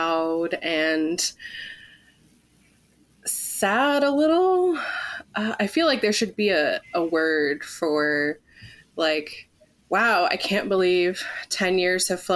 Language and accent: English; California, United States; moved away; also born or lived in Pittsburgh; Growing up in California